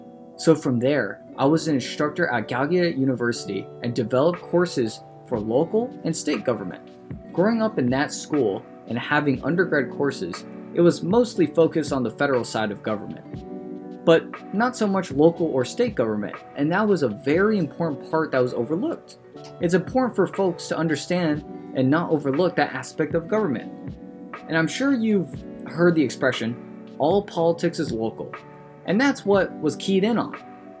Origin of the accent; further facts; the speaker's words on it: Philadelphia, Pennsylvania, United States; Everyone calls me … even though technically … I was born and raised in Philadelphia.